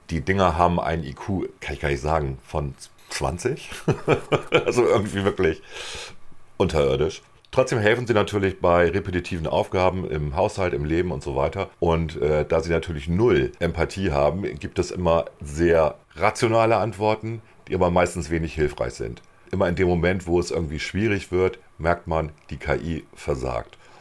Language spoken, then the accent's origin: German; Germany; wir als Deutsche